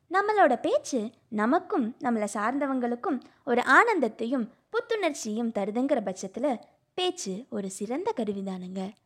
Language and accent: Tamil; Pollachi, Tamil Nadu, India; also born or lived in Coimbatore; பொள்ளாச்சியில் பிறந்து வளர்ந்து